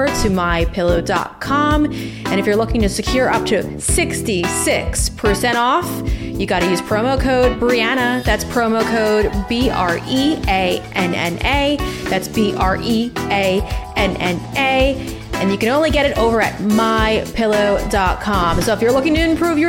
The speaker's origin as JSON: {"language": "English", "town": "Huntington", "region": "New York", "country": "United States", "tie": "born or raised there", "said": "I was raised in Huntington, New York with my six siblings"}